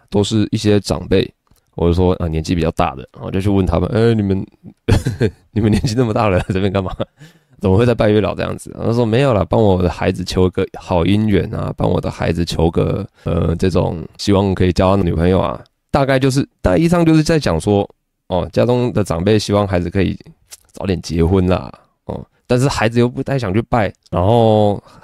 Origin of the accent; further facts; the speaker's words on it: Taiwan; 台湾的小孩，就比如说你我都是